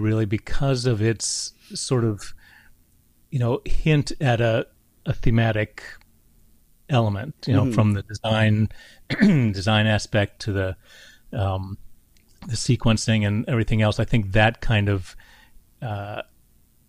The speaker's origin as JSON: {"language": "English", "region": "West Virginia", "country": "United States", "tie": "born or raised there", "said": "I grew up in West Virginia"}